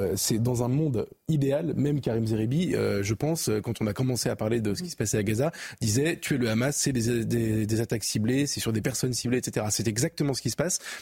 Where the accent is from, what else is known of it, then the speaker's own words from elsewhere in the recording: France; en tant que Français, en France